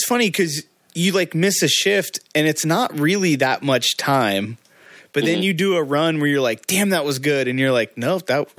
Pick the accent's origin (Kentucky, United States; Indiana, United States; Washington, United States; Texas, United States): Indiana, United States; in my hometown in Indiana, we had nothing besides a drag strip.